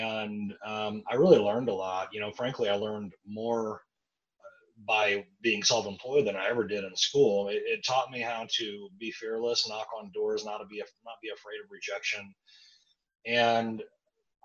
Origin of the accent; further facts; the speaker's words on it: Kansas City, United States; I grew up in Kansas City